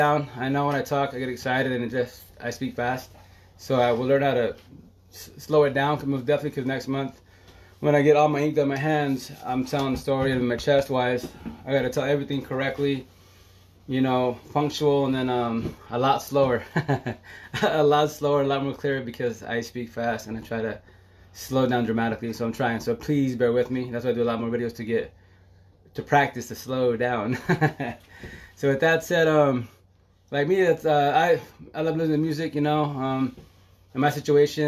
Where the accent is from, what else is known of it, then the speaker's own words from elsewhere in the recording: Eastern Washington, United States; moved away; also born or lived in Seattle; where I'm from, Eastern Washington